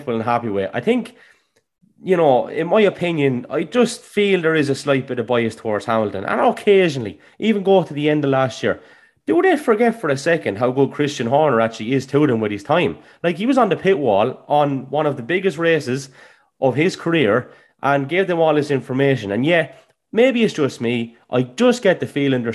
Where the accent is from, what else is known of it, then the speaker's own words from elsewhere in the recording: Ireland; Coming from Ireland, we're very quick as a nation to run down people